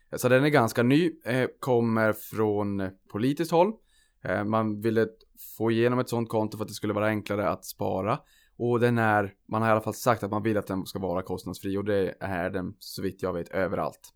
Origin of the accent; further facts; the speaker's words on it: Norrland, Sweden; jag är norrlänning